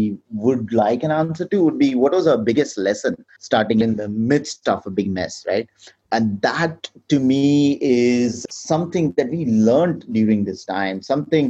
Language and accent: English; India; moved away; my home country, India